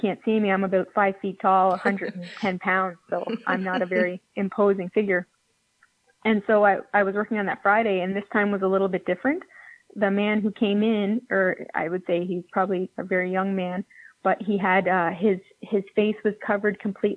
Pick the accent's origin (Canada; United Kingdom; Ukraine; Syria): Canada; Summerside, Prince Edward Island; moved away as an adult; also born or lived in Moncton; now in Halifax, Canada; I grew up in Summerside, PEI, and I lived there for about 17 years.